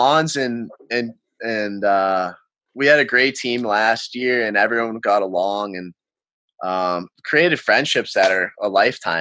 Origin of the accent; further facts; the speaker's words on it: Massachusetts, United States; I'm from Mass